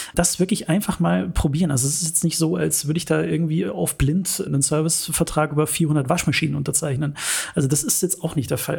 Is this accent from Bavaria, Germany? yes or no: yes; Munich, Bavaria, Germany; ich bin gebürtiger Münchner